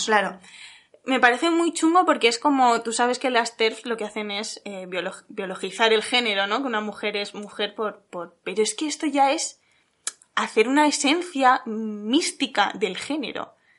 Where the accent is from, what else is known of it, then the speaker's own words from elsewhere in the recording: Salamanca, Castile and León, Spain; cerca de mi pueblo, Salamanca